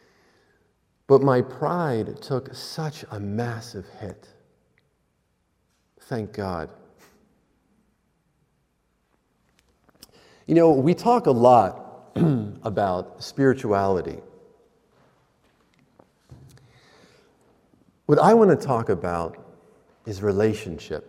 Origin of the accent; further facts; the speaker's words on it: Pennsylvania, United States; I'm from Pennsylvania